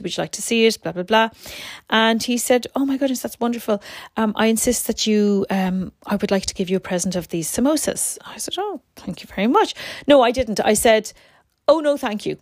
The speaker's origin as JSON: {"language": "English", "country": "Ireland", "said": "I'm from Ireland."}